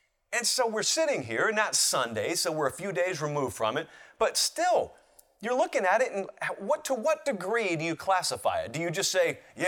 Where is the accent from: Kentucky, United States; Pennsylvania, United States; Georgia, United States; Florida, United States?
Georgia, United States; Columbus; my hometown of Columbus, Georgia.